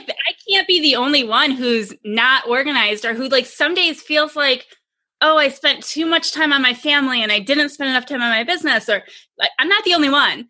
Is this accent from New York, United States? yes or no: yes; Rochester, New York, United States; moved away as an adult; now in Phoenix, United States; I'm from Rochester originally.